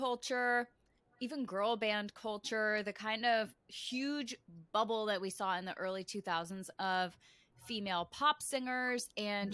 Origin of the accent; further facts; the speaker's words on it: Connecticut, United States; I grew up in Connecticut, and so I was a little bit too far away from Times Square